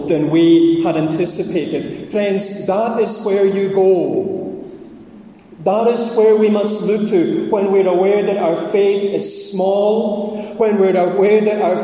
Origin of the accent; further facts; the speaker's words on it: Scottish Highlands, Scotland, United Kingdom; I'm Scottish, I'm a Highlander, and I'm Presbyterian